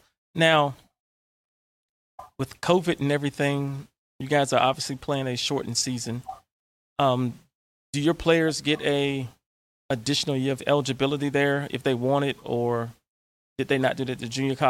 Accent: Martinsville, Virginia, United States; Patrick Henry is in the Henry County, Martinsville, Virginia area, my hometown.

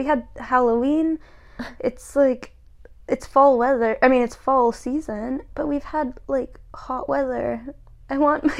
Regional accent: Toronto, Ontario, Canada; moved away; I'm from Toronto, so it literally snows there all the time.

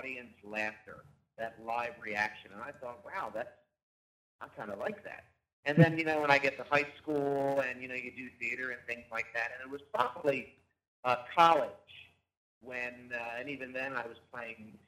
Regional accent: Wilmington, Delaware, United States; also born or lived in Philadelphia, Pennsylvania; I did the majority of my growing up in Wilmington, Delaware

